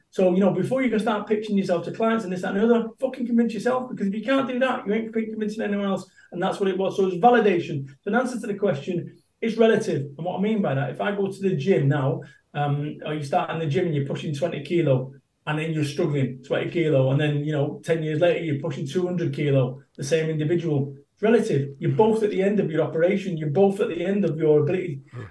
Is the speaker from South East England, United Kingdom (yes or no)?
no; Salford, North West England, United Kingdom; moved away as an adult; also born or lived in Somerset; I moved away from Salford, my home of 21 years, and I moved to Somerset